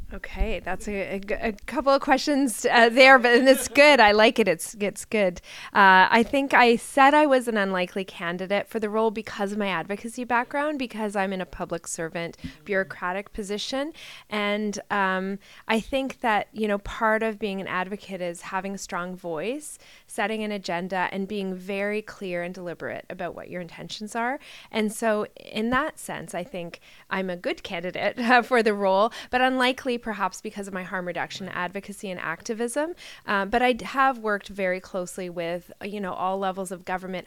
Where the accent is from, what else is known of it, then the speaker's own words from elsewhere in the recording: Ontario, Canada; I'm a nurse from Ontario